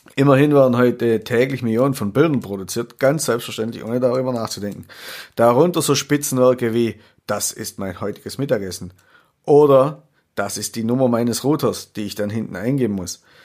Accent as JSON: {"language": "German", "area": "Swabia", "region": "Baden-Württemberg", "country": "Germany", "also_born_or_lived": "Würzburg", "accent": "Swabian", "said": "ich habe leider einen schwäbischen Akzent"}